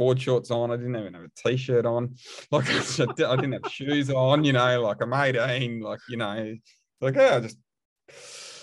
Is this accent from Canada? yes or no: no; Australia; moved away as an adult; also born or lived in England / Waterford, Ireland; I'm from Australia